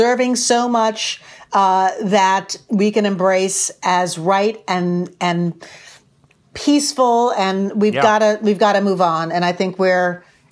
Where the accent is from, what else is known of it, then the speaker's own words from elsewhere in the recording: New York, United States; growing up in New York and having drag be part of the New York lifestyle since I've grown up.